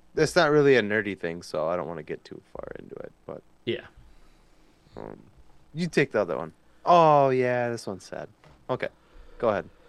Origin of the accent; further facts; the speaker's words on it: United States; I'm American